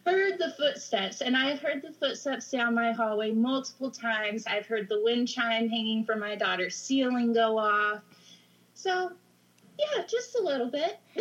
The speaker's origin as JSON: {"language": "English", "region": "Idaho", "country": "United States", "tie": "born or raised there", "also_born_or_lived": "Oregon coast", "moved": "yes", "lives_now": "Oregon, United States", "said": "I grew up in Idaho. I moved to the Oregon coast"}